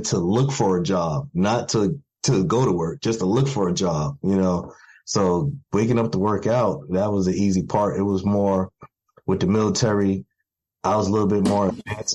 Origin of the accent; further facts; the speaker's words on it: New York City, New York, United States; I was born in Brooklyn, New York, and growing up in a crack epidemic and growing up, you know, in the streets of Brooklyn